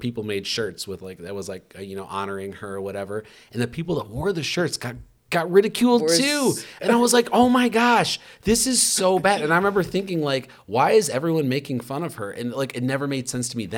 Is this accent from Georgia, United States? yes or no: no; Shartucky, Indiana, United States; I grew up in Shartucky